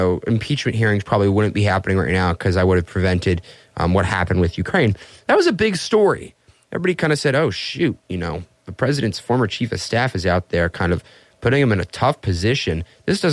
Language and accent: English; Vienna, Austria; Vienna, Austria, my hometown